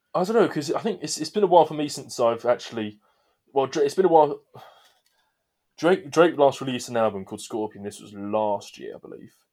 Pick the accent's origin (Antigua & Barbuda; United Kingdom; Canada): United Kingdom; England; we're English